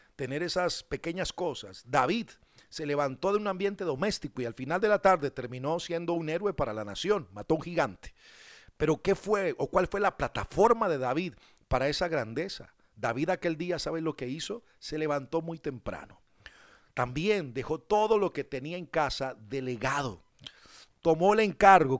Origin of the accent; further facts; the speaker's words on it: Colombia; somos colombianos